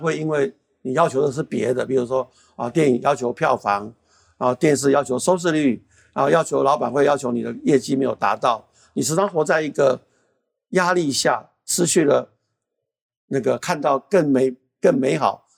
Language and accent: Chinese; Taiwan; 作为一个台湾人